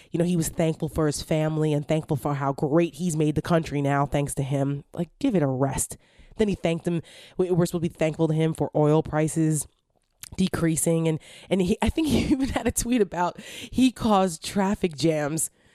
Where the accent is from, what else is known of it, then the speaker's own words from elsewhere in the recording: Paramus, New Jersey, United States; moved away as an adult; now in Washington, D.C. area, United States; I'm from New Jersey. I'm from, like, the mall capital of the Northeast. The town of Paramus, New Jersey.